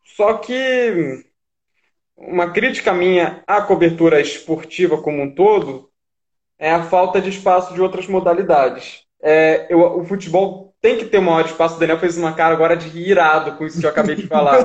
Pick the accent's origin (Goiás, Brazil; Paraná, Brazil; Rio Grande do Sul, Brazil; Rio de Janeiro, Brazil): Rio de Janeiro, Brazil; moved away; also born or lived in São Paulo; Eu sou carioca